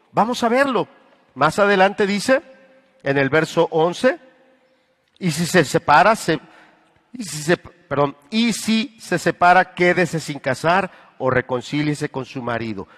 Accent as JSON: {"language": "Spanish", "country": "Mexico", "said": "nosotros los mexicanos"}